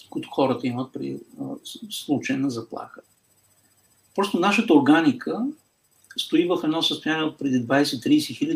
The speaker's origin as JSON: {"language": "Bulgarian", "country": "Bulgaria", "said": "като българи"}